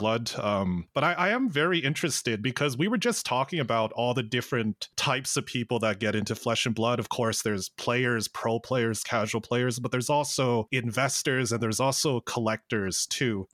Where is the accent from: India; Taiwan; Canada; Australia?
Canada; Calgary, Alberta; We're from Calgary